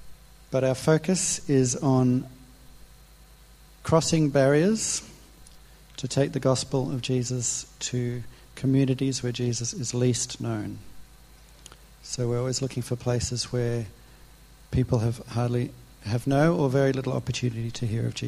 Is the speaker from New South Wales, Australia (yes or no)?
no; Warrnambool, Victoria, Australia; also born or lived in Niger; The near answer is that I'm from Warrnambool. So I've been living there for the last 6 years. That's about 3.5 hours from here.